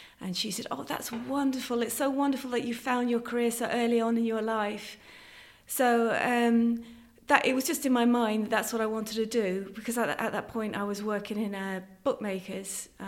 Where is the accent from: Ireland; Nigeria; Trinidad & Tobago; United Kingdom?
Ireland; Connacht; So I'm not, some people think I'm English because of my accent, but I very much identify as being Irish and being local as well. I've been a Leitrim Roscommon woman.